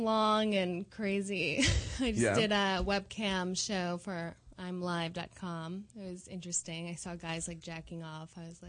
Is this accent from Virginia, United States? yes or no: no; New York City, New York, United States; I'm from Queens.